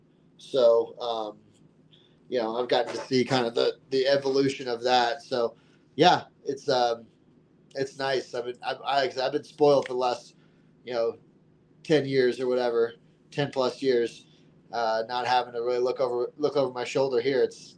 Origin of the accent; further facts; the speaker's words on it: Texas, United States; moved away as an adult; I came from Texas where, you know, I was put in jail for, you know, cannabis possession multiple times and, you know, always just looking over my shoulder, like you said, and, you know, moving to Colorado.